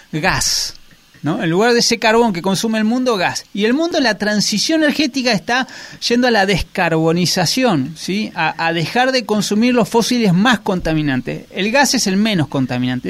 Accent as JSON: {"language": "Spanish", "country": "Argentina"}